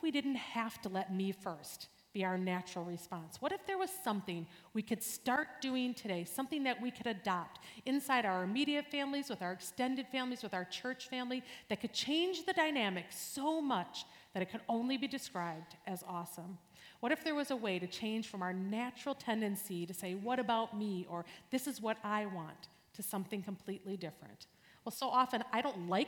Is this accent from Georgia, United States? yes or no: no; New Berlin, Wisconsin, United States; I grew up near here in New Berlin, and I am one of seven kids